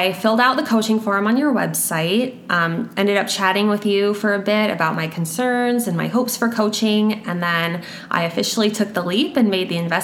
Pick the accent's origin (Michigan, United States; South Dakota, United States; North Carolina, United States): South Dakota, United States; Sioux Falls; I was born and raised in Sioux Falls, and I've called Sioux Falls home my whole life